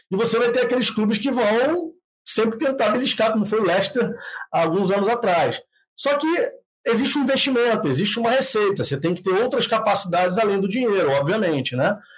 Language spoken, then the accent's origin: Portuguese; Rio de Janeiro, Brazil; moved away; eu sou do Rio de Janeiro, nasci no Rio de Janeiro.